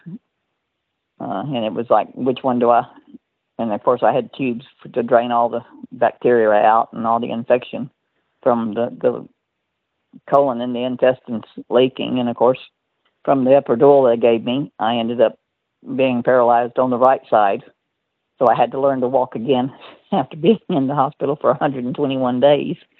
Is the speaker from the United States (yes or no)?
yes; Texas, United States; I'm from Texas